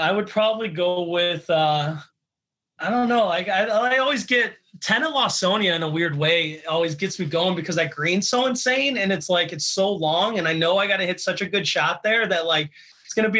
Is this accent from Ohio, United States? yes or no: no; Chicago, Illinois, United States; I grew up in the western suburbs of Chicago